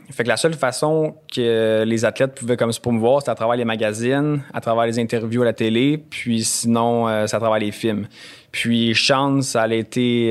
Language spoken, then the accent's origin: French; Bromont, Quebec, Canada; je viens de Bromont